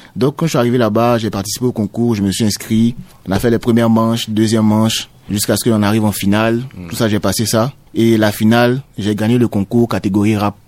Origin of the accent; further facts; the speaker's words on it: Côte d’Ivoire; je suis ivoirien